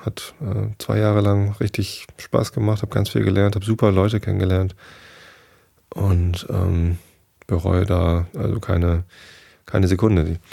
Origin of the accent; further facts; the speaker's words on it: Northern Germany, Germany; ich bin halt Norddeutscher